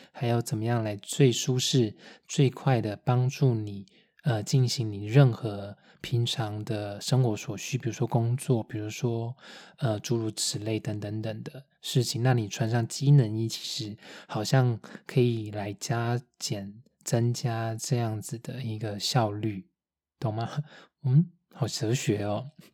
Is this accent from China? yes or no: no; Taiwan; also born or lived in Taipei; now in Munich, Germany; 台湾我们拍片在开的那种箱型车